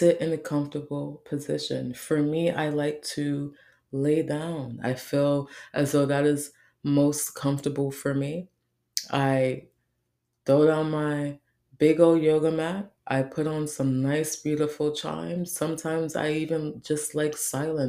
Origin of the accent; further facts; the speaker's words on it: New York City, New York, United States; I grew up in the Bronx.